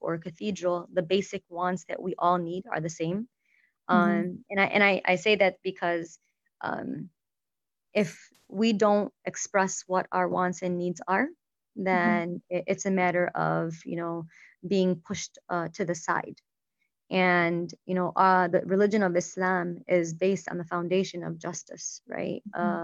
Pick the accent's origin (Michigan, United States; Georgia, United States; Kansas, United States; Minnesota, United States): Michigan, United States; Dearborn; I was born and raised in Dearborn, went to school, high school in Fortson